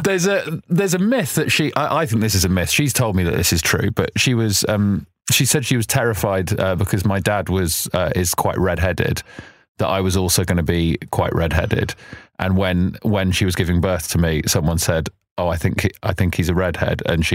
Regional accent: London, United Kingdom; I'd say Southwest London is my hood. I was born in Southwest London.

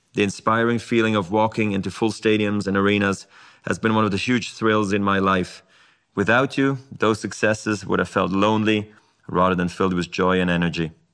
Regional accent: Basel, Basel-Stadt, Switzerland; I was a ball kid in my hometown of Basel.

